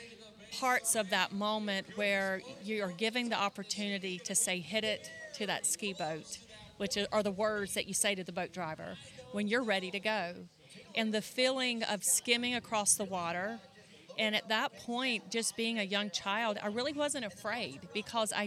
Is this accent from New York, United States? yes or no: no; North Carolina, United States; we skied in the Pamlico River in North Carolina, if you can hear my accent